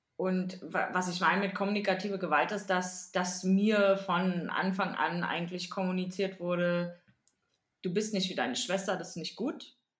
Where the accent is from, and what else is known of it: East Germany, Germany